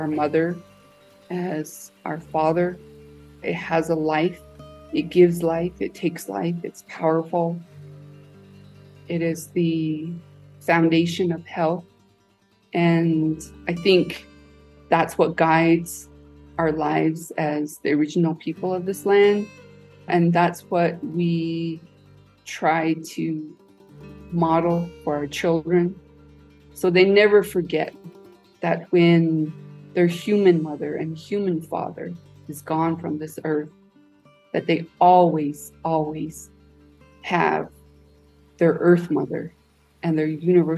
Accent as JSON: {"language": "English", "area": "Black Mesa", "region": "Arizona", "country": "United States", "tie": "born or raised there", "said": "Growing up on Black Mesa"}